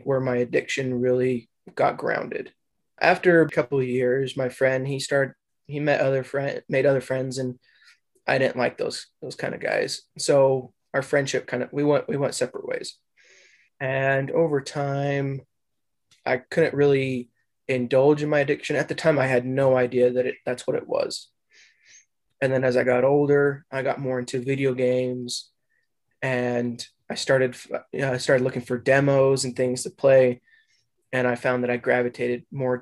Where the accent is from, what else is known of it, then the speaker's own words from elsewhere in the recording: Utah, United States; also born or lived in Eagle Mountain / Provo; I was born and raised here in Utah.